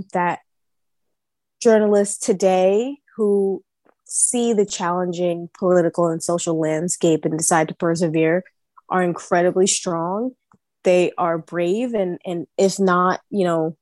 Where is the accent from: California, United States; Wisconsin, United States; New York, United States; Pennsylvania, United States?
New York, United States; I was born and raised in Harlem in New York